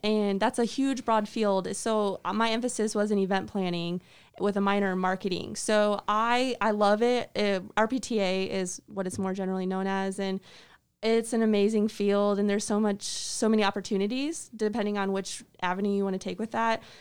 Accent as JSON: {"language": "English", "town": "Atkinson", "region": "Illinois", "country": "United States", "moved": "as an adult", "lives_now": "Mercer County, United States", "said": "I am from Atkinson, Illinois, which is part of the Geneseo School District. So I went to Geneseo High School"}